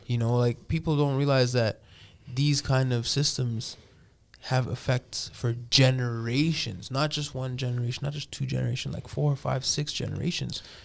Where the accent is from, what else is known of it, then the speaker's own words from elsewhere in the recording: Toronto, Ontario, Canada; moved away; I grew up in Toronto, so there was always pockets of communities.